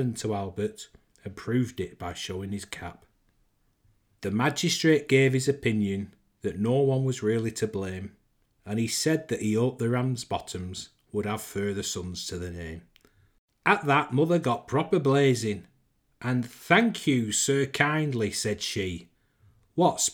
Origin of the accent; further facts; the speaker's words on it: Lancashire, North West England, United Kingdom; accent: Lancashire twang; As I'm from Lancashire, born and bred, I reckon I can pull this accent off